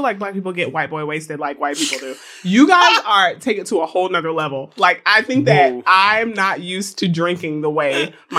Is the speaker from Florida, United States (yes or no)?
yes; Florida, United States; I'm from Florida.